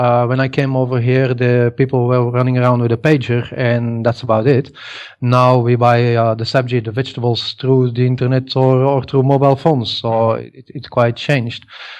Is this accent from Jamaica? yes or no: no; Antwerp, Flanders, Belgium; moved away as an adult; now in Ahmedabad, India; I'm originally from Belgium, from Antwerp. I came here in 97 to Ahmedabad in Gujarat, and I've been living here since.